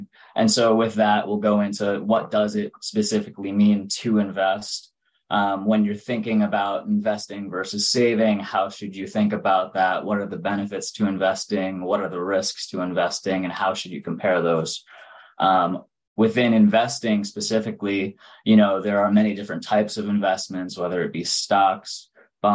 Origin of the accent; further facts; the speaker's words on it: Long Island, New York City area, United States; I'm originally from the New York City area, from out on Long Island. So I've lived here my whole life.